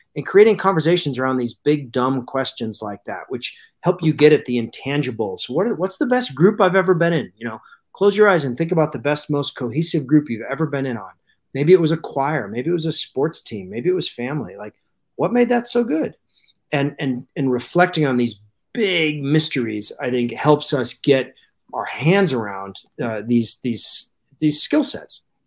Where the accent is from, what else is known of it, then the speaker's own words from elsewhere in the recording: Alaska, United States; I grew up in Alaska, uh, and moved there when I was three